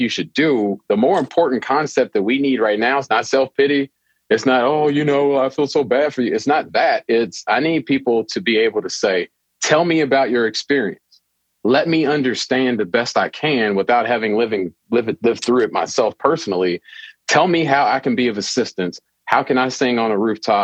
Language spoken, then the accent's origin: English; Louisville, Kentucky, United States; I'm born and raised in Louisville, Kentucky